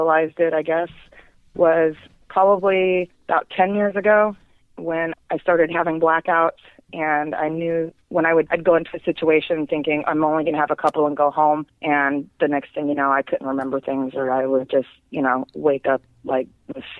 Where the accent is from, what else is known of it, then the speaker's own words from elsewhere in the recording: Las Vegas, Nevada, United States; growing up in Vegas